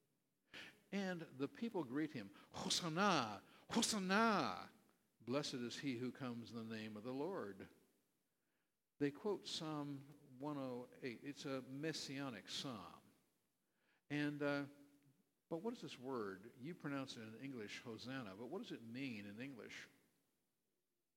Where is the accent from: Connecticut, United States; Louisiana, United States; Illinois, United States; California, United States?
California, United States; moved away; I grew up in California